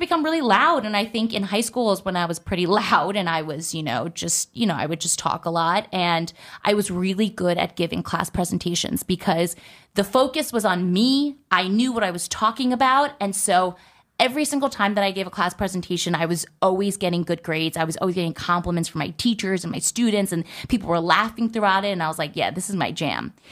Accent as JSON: {"language": "English", "region": "New Jersey", "country": "United States", "tie": "born or raised there", "said": "I was born and raised in New Jersey."}